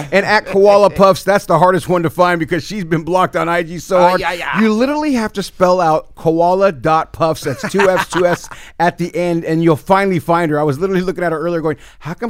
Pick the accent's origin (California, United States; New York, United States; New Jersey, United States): California, United States; the Bay Area; growing up in the Bay, dog